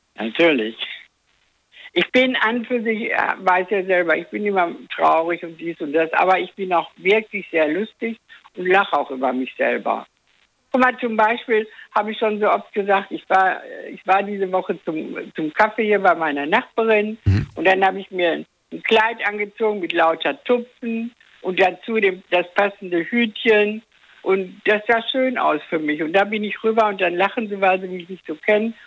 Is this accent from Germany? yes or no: yes; Dortmund, North Rhine-Westphalia, Germany; now in Eifel, Germany; ich bin ja aus Dortmund